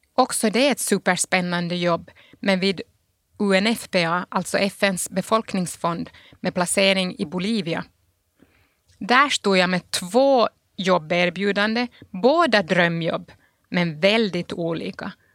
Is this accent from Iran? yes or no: no; Pargas, Southwest Finland, Finland; moved away as an adult; also born or lived in Sundsvall / Italy; now in Geneva, Switzerland; min barndom i Pargas